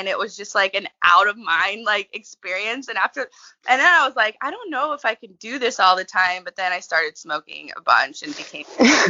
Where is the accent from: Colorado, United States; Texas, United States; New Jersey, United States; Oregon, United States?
Oregon, United States; We're from Southern Oregon, and we're the owners of Ladies of Paradise.